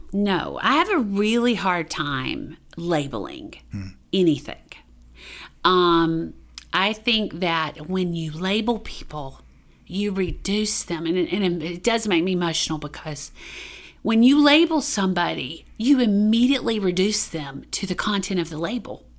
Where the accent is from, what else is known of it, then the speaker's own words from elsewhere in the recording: Duplin County, Eastern North Carolina, United States; I grew up in Eastern North Carolina. Um, in Duplin County.